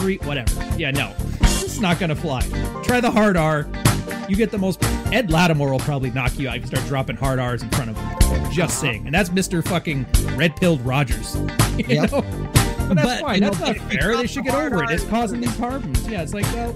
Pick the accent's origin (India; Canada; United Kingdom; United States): Canada; also born or lived in Montreal; I'm Canadian, though. Like, dude, I was on the West Coast my whole life.